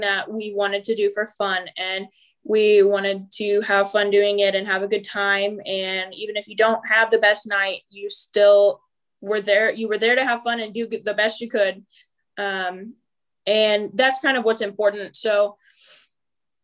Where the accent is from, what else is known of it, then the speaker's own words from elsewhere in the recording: Illinois, United States; we're from Illinois